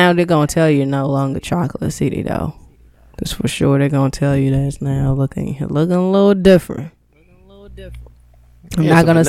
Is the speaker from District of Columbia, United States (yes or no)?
yes; Washington, District of Columbia, United States; Southeast. Oh, I'm from southeast.